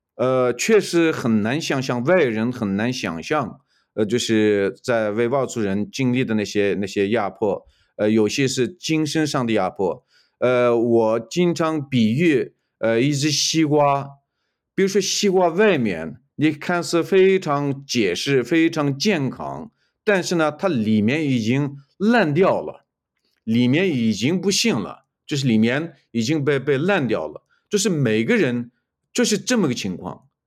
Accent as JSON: {"language": "Chinese", "region": "Xinjiang", "country": "China", "first_language": "Uyghur", "second_language": "Chinese", "moved": "as an adult", "lives_now": "United States", "said": "我是来自，呃，东突厥斯坦，或者来自，呃，中共，呃，就是统治下的新疆维吾尔自治区。呃，我是维吾尔族"}